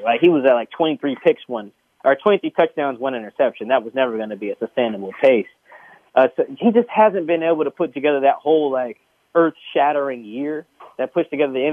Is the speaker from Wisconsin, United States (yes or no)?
no; Seattle, Washington, United States; I grew up in Seattle